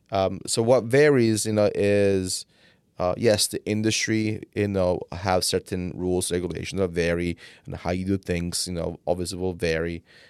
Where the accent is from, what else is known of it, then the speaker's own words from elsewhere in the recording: Italy; English is a second language; now in United States; I came from Italy